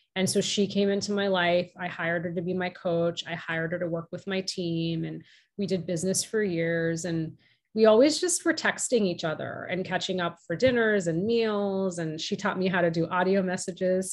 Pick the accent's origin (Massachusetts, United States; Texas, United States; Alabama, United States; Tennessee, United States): Massachusetts, United States; outside of Boston; My younger brother and I were born and raised in the US. And I grew up outside of Boston